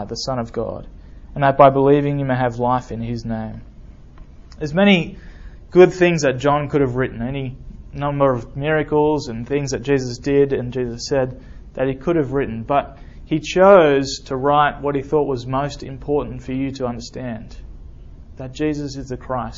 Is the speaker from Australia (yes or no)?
yes; Australia; moved away as an adult; now in Alabama, United States; I'm from Australia.